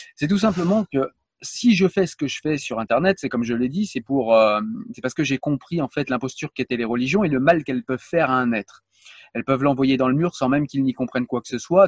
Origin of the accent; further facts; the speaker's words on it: France; je suis français